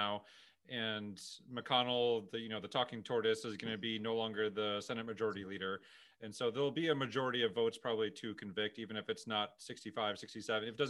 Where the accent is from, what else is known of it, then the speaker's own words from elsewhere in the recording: St. Louis, Missouri, United States; My parents are from Pakistan. I was born and raised here